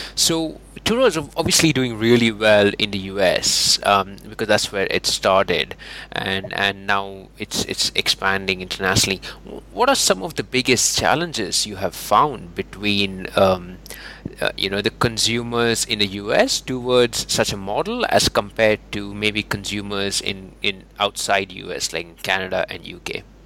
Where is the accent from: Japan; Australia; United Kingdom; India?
India; moved away; I'm from India originally